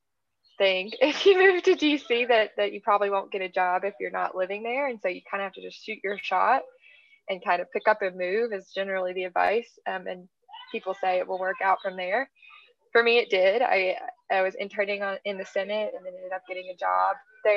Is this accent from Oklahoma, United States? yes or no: no; Tennessee, United States; moved away; I'm from Tennessee. I'm from the South